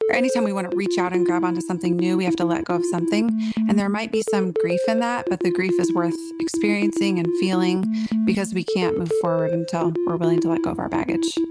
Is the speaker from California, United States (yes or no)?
no; Portland, Oregon, United States; moved away as an adult; now in Nashville, United States; I grew up in Portland, Oregon, and lived there for most of my life.